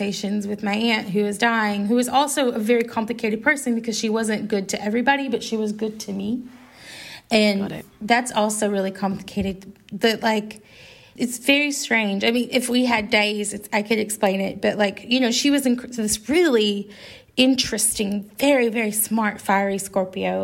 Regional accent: Arkansas, United States; I grew up in Arkansas

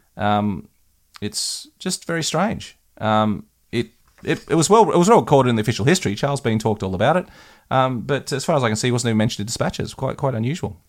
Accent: West Wyalong, New South Wales, Australia; my hometown of West Wylam

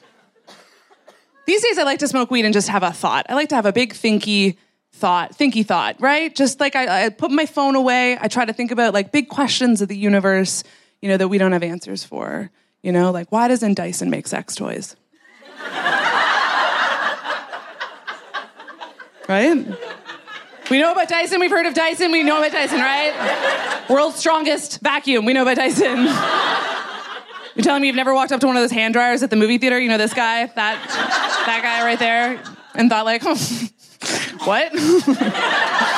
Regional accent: Canada; moved away as an adult; also born or lived in Netherlands; now in London, United Kingdom; I am from Canada.

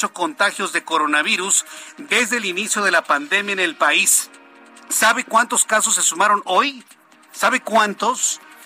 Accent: Mexico; Soy, mexicano exactamente como usted.

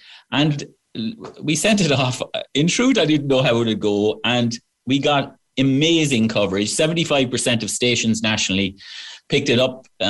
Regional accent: Wexford, Leinster, Ireland; now in United States; Well, about 2 years ago, I was at home in Wexford Town. I'm from Wexford Town, as you can tell from the accent.

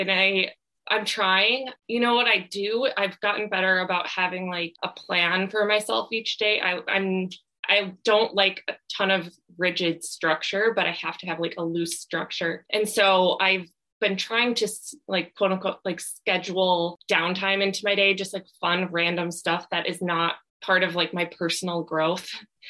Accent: Midwest, United States; like I'm from the Midwest, so I love like cheese curds.

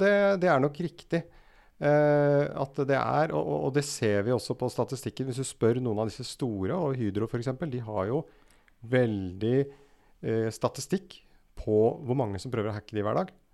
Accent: Rælingen, Akershus, Norway; now in Oslo, Norway; gutt fra Rælingen. bor nå i Oslo

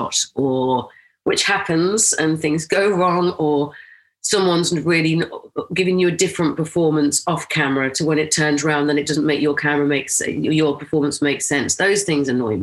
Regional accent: Rochdale, North West England, United Kingdom; We had a middle school system where I grew up in Rochdale

